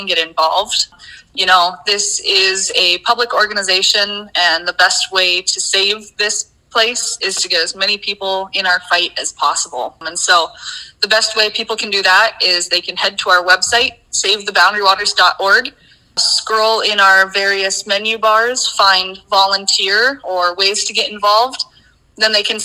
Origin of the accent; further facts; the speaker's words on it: Colorado, United States; moved away; I grew up in Colorado originally